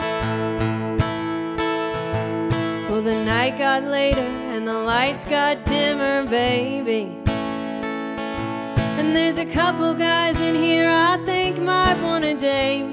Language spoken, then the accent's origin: English; Arkansas, United States; moved away as an adult; now in Nashville, United States; I'm originally from Arkansas, but I moved to Nashville